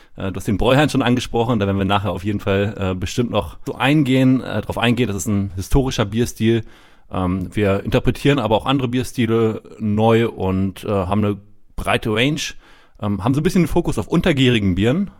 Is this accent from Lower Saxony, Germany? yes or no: yes; Rethmar, Lower Saxony, Germany; accent: northern; also born or lived in United States; man hört es schon, ich komme aus dem Norden, aus der Region Hannover, Redmar.